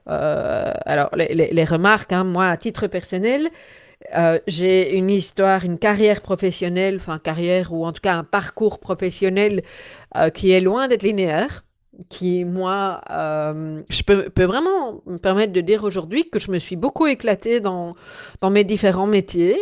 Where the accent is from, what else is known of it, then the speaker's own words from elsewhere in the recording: Belgium; je suis belge